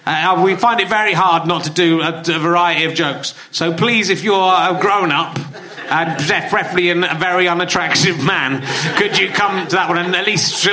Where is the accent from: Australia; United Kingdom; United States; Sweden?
United Kingdom; Yorkshire and the Humber; I was from Yorkshire